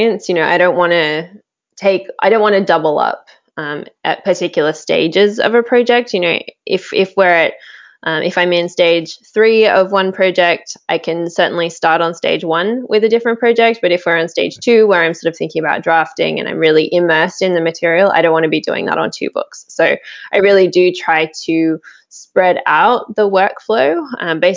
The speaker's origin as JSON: {"language": "English", "country": "Australia", "tie": "born or raised there", "said": "I grew up in Australia"}